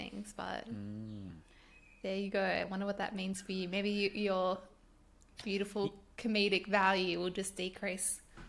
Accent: Sydney, New South Wales, Australia; So I'm ashamed to say I came from Sydney sometimes, and they're like, where'd you move from? I'm like, just like an hour down the coast.

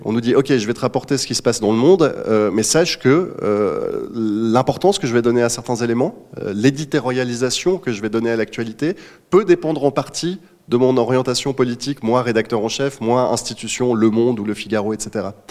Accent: Switzerland; en tant que Suisse

